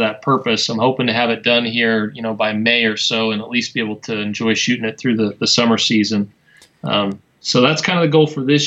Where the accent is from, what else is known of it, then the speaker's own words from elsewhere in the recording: Wyoming, United States; now in Utah, United States; I grew up in Wyoming, which is the least populated state in the U.S.